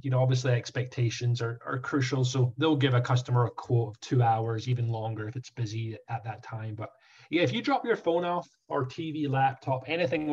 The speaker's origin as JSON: {"language": "English", "region": "Scotland", "country": "United Kingdom", "tie": "born or raised there", "moved": "as an adult", "lives_now": "Orlando, United States", "said": "Scotland where I grew up"}